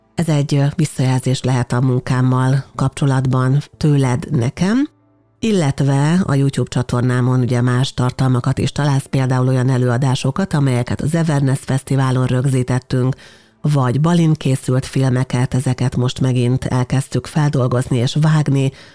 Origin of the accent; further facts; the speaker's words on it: Hungary; mi Magyarországon magyarként egy olyan európai kultúrkörbe születtünk bele